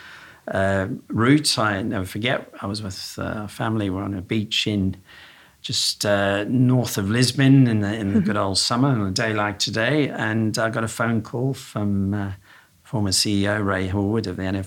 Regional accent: South Africa; accent: slight twang from down south; now in United Kingdom; I was born in South Africa, so I've got a slight twang from down south

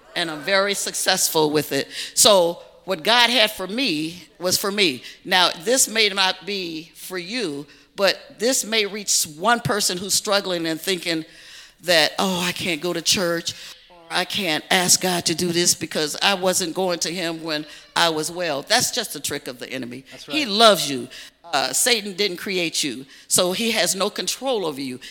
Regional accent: Chicago, Illinois, United States; moved away as an adult; also born or lived in Dallas, Texas; I was raised in Chicago on the South Side by two strict, staunch Baptist parents

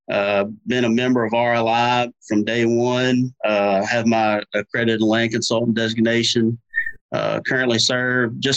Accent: Louisiana, United States; I grew up hunting in Louisiana, duck hunting in Venice in South Louisiana, and deer hunting in North Louisiana.

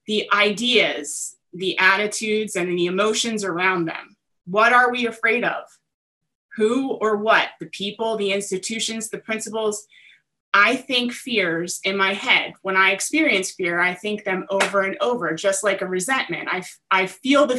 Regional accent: New Jersey, United States; I am from South Jersey

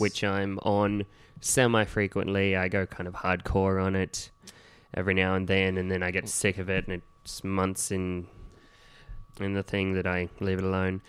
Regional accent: Gunnedah, New South Wales, Australia; now in Sydney, Australia; my hometown of Gunnedah

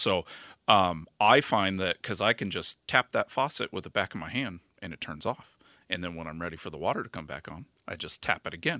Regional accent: Arizona, United States; me being a native

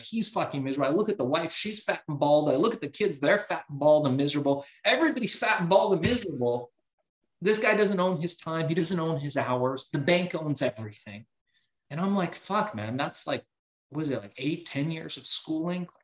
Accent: Iran; now in United States; I was born in Iran

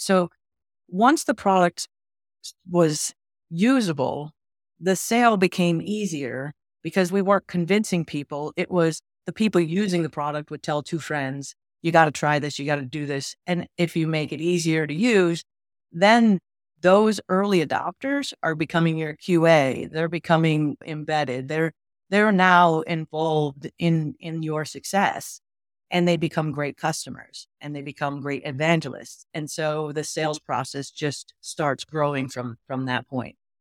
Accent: Western New York, United States; I grew up in Western New York, very rural.

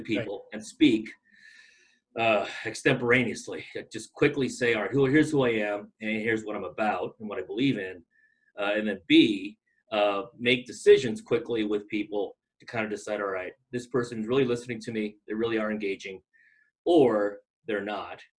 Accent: Long Beach, California, United States; moved away as an adult; now in Boise, United States; I grew up in Long Beach, California

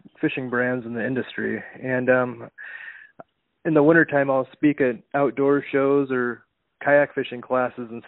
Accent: Iowa, United States; I grew up on the Cedar River

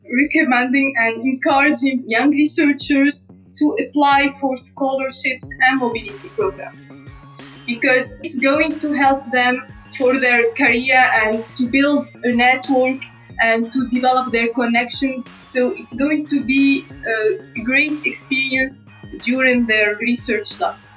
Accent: Tunisia; moved away as an adult; also born or lived in Canada; even in Tunisia, I studied in um, the university, which is not far from my house. It's in the same city.

